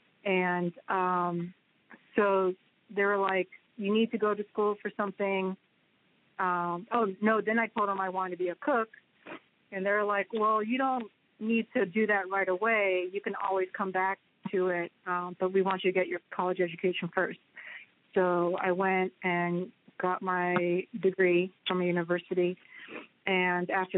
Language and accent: English; San Jose, California, United States; my hometown is San Jose, in California